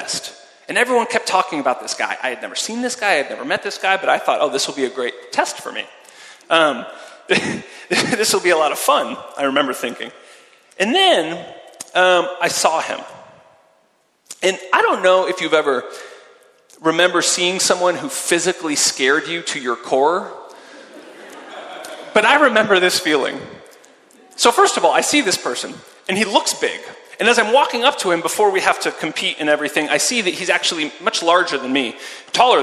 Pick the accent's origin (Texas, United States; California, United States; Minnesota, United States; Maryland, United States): California, United States; now in Zurich, Switzerland; I grew up in California and was a swimmer and a water polo player